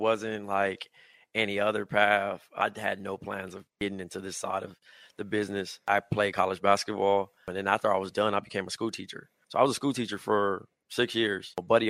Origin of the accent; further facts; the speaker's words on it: Compton, California, United States; now in Brooklyn, United States; No, I'm from Compton. I'm from the West Coast.